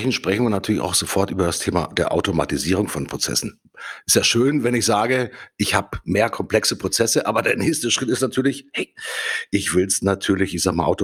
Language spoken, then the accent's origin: German; Hamburg, Germany; Ich komme aus Hamburg.